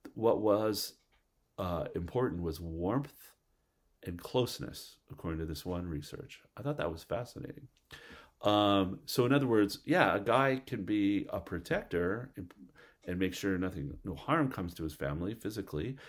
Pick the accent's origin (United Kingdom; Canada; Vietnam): Canada; moved away as an adult; also born or lived in Alpharetta, Georgia; I was from Canada